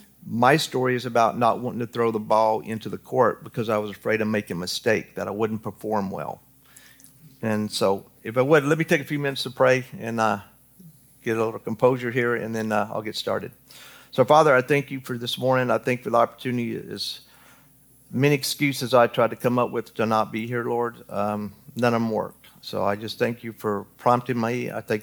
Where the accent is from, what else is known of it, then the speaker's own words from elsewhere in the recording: Newton, Kansas, United States; born there; I was born in Newton, Kansas. And no, I'm not a Kansas fan. I'm Kentucky all the way, 100%. I just happened to be born there.